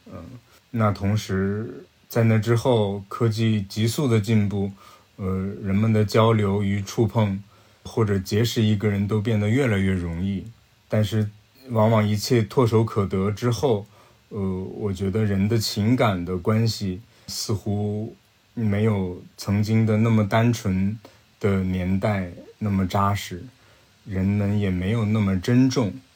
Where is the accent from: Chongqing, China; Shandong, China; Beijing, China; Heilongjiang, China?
Heilongjiang, China; Yichun; 我的故乡是俄罗斯的边境了，黑龙江伊春等于与俄罗斯是一江之隔，隔着那条江就叫黑龙江